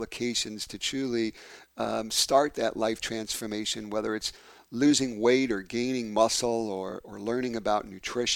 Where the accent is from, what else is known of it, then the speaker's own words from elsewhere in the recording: New York City, New York, United States; now in Detroit, United States; my hometown of New York City in Brooklyn